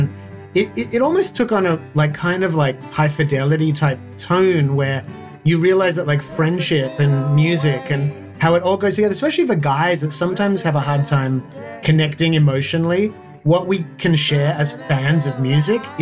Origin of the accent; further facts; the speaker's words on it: Australia; also born or lived in Sydney; as an Australian kind of punk kid